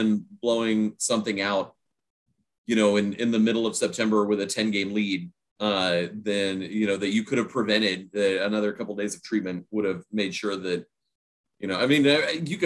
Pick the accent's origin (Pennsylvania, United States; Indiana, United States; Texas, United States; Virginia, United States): Texas, United States; Houston; I grew up in Houston